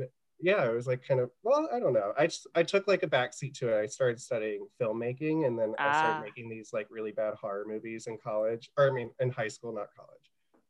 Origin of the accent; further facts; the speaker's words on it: South Carolina, United States; also born or lived in Winchester, Virginia; so I'm from South Carolina originally, but like I said, I was moving up and down the East Coast.